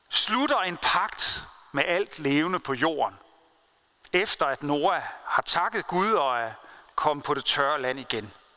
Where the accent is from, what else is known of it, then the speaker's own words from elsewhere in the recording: Denmark; jeg og du som danskere